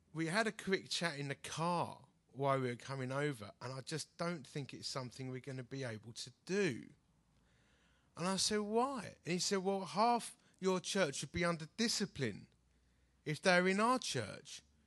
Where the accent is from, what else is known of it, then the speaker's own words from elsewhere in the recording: United Kingdom; I'm such a British bloke